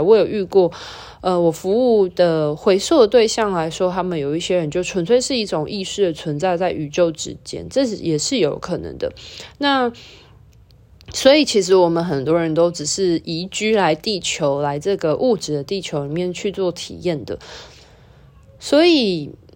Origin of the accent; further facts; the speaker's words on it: Taiwan; 像我们都在台湾或华人的文化土生土长